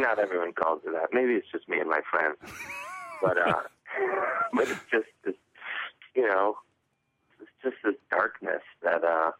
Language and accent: English; Cleveland, Ohio, United States; growing up in Cleveland